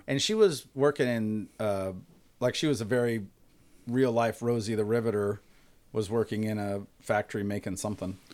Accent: Bakersfield, California, United States; I definitely identify with Bakersfield

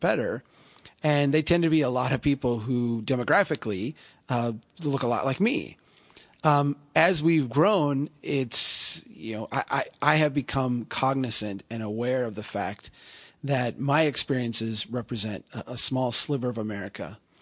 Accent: central Minnesota, United States; I'm a, I'm a guy from Minnesota, central Minnesota

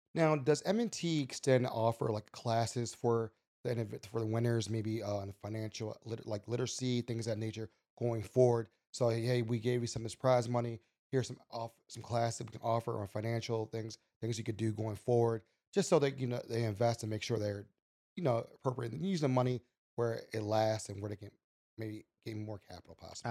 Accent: Baltimore, Maryland, United States; we, Baltimore's, we love our city.

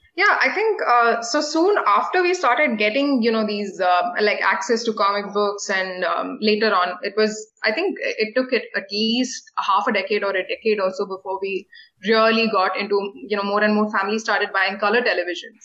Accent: Delhi, India; now in Chennai, India; I grew up in Delhi, which is the capital city

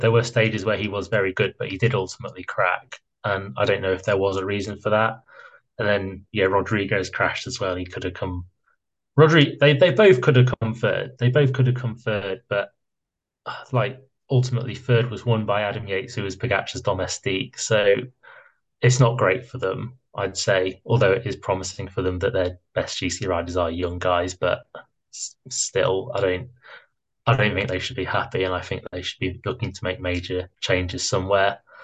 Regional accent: United Kingdom; I'm British

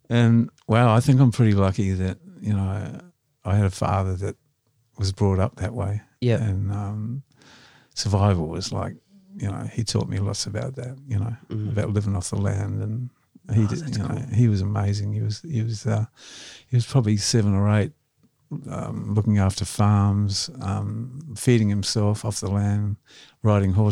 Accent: Blenheim, Marlborough, New Zealand; moved away as an adult; also born or lived in Wellington, New Zealand / Melbourne, Australia / Sydney, Australia; I was born in Blenheim.

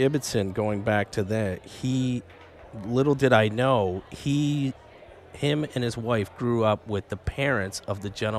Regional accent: Lucan, Ontario, Canada; moved away as an adult; now in Vancouver, Canada; I come from a very small town in Ontario called Lucan, Ontario.

